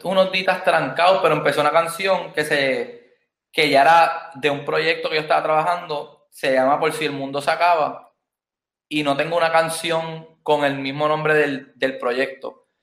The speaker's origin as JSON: {"language": "Spanish", "town": "Ponce", "country": "Puerto Rico", "also_born_or_lived": "Bronx, New York, United States", "said": "Yo soy de Ponce, Puerto Rico."}